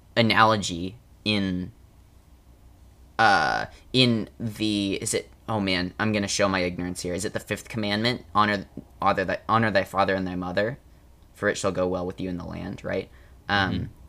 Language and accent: English; United States; I'm American